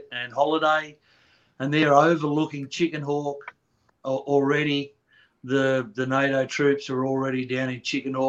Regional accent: Australia; accent: Australian; moved away; I'm Australian, as you'll hear from the accent.

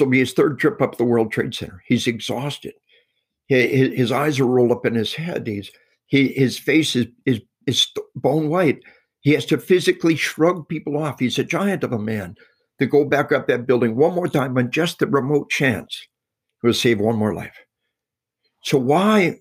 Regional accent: Arkansas, United States; we are from Arkansas

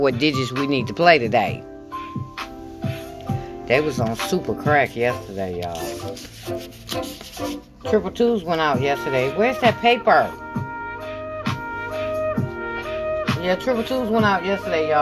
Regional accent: Michigan, United States; I'm from Michigan

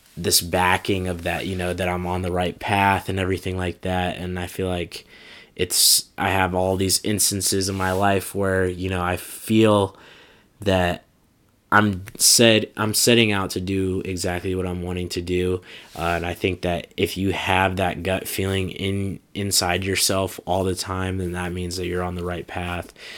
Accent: Des Moines, Iowa, United States; moved away; coming back to my hometown of Des Moines

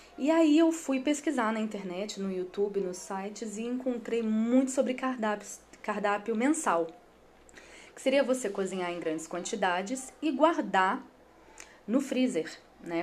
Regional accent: Espírito Santo, Brazil; eu sou capixaba

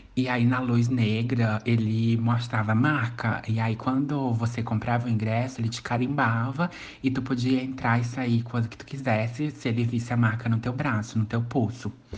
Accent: São João Batista, Maranhão, Brazil; E a cidade que eu nasci, no Maranhão, é São João Batista

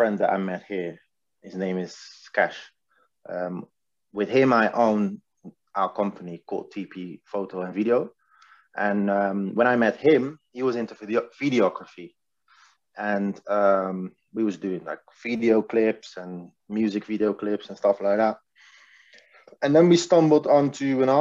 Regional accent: The Hague, South Holland, Netherlands; now in England; I'm from The Hague, a city in Holland.

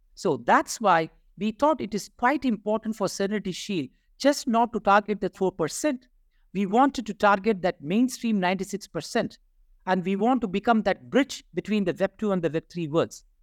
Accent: India; I'm from India.

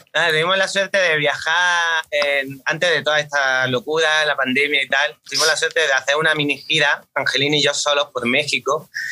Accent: Granada, Andalusia, Spain; Nosotros más concretamente somos de, somos de Granada capital, pero veraneamos, bueno, yo voy todos los veranos al pueblo de mis padres, que está en la costa

